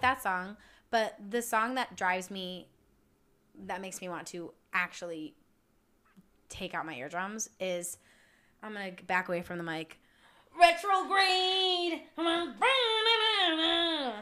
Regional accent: United States

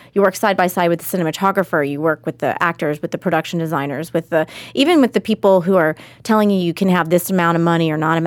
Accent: Austin, Texas, United States; Austin's my hometown

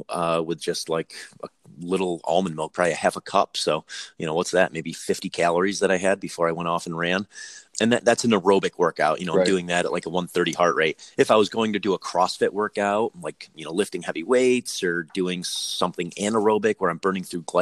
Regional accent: Northeast, United States; moved away; I come from the Northeast where there's a big perception around like working and not working.

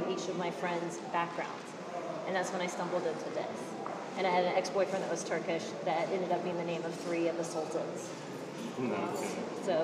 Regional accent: Texas, United States; I'm from Texas, and my high school was very um, eclectic.

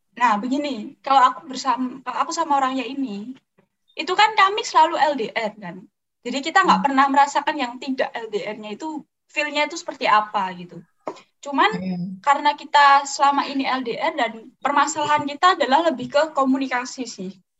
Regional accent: Surakarta, Central Java, Indonesia; Aku dari Solo

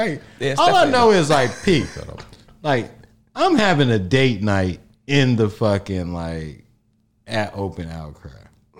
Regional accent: Harvey, Illinois, United States; I grew up in Harvey, so like my taste of like the 19th Ward was going to the Evergreen Plaza

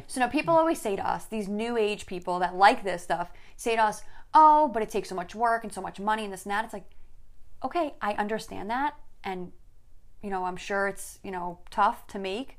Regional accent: New York City, New York, United States; So growing up in Staten Island

